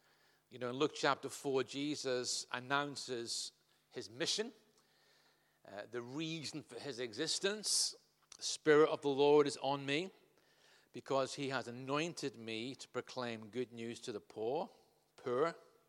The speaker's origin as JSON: {"language": "English", "region": "North West England", "country": "United Kingdom", "also_born_or_lived": "Scotland / Ireland", "accent": "Liverpudlian", "lives_now": "Southampton, United Kingdom", "said": "my accent has morphed over those years from Liverpudlian to Scottish, back to Irish, back to Scottish, and then down on the south coast of England"}